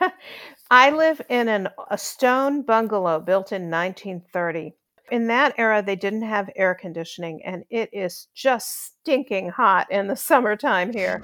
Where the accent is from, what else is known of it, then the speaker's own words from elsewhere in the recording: Chicago, Illinois, United States; moved away as an adult; also born or lived in New York; now in Nashville, United States; I grew up in Chicago